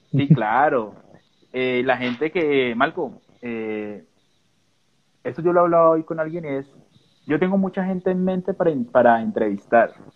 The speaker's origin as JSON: {"language": "Spanish", "country": "Colombia", "said": "nosotros como colombianos"}